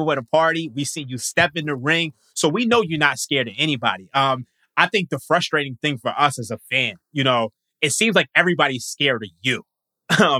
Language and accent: English; Philadelphia, Pennsylvania, United States; I'm from Philly